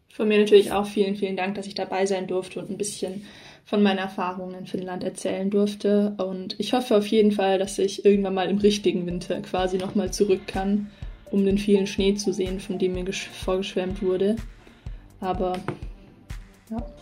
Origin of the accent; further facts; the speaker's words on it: Southern Germany, Germany; bei uns in Süddeutschland